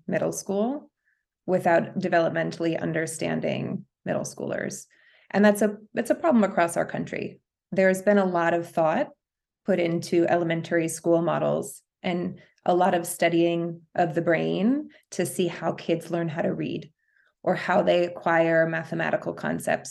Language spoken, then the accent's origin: English; New York City, New York, United States; moved away as an adult; now in Los Angeles, United States; I'm a New Yorker